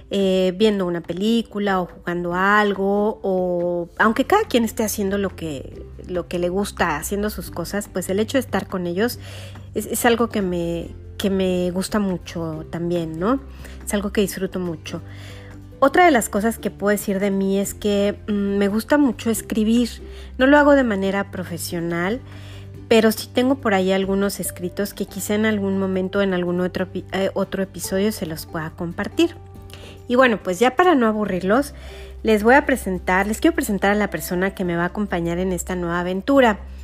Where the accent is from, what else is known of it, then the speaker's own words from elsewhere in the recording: Mexico City, Mexico; soy de la Ciudad de México